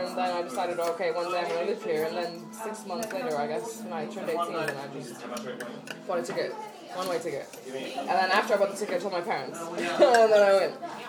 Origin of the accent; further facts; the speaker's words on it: United States; born or raised there; also born or lived in Estonia; now in London, United Kingdom